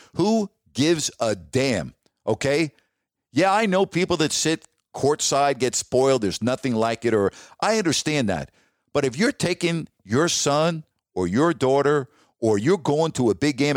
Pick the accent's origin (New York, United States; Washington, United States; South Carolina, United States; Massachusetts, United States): New York, United States; moved away as an adult; also born or lived in Toledo / Sacramento; I'm from New York